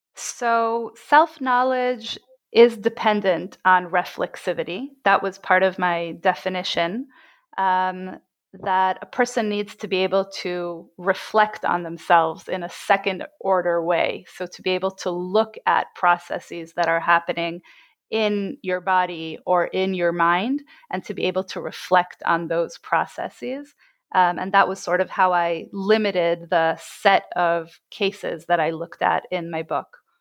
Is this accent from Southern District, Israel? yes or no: no; Jerusalem, Jerusalem District, Israel; I was born and bred in Jerusalem